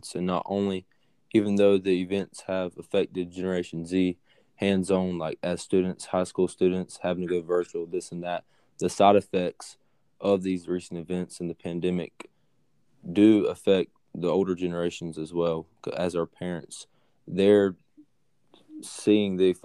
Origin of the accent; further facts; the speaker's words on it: United States; as an American